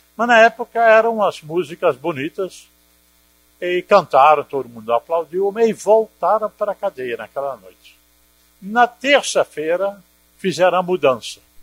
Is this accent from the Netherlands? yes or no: yes; Netherlands; now in Brazil; eu sou holandês